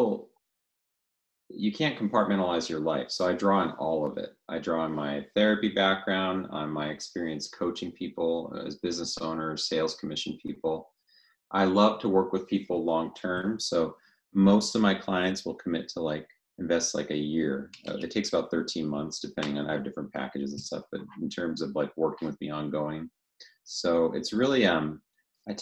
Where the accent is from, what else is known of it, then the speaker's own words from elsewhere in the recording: the Northwest, Pacific Northwest, United States; moved away as an adult; also born or lived in Louisville, Colorado; now in Coeur d'Alene, United States; I grew up in the Northwest. That's where I always felt home.